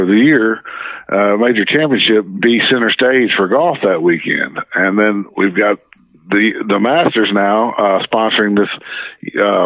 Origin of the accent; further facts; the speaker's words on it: Arkansas, United States; back when I was a kid, I grew up in the Natural State